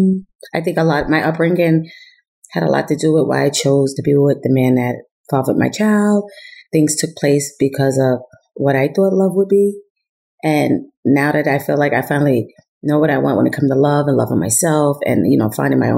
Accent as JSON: {"language": "English", "town": "Yonkers", "region": "New York", "country": "United States", "tie": "born or raised there", "also_born_or_lived": "Germany", "said": "I grew up in Yonkers, New York. I was born in Germany. I'm an Army brat."}